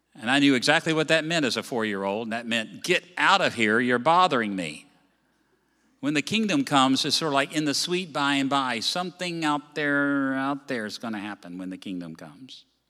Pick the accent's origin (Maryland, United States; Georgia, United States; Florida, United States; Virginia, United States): Virginia, United States; moved away; I come from Virginia.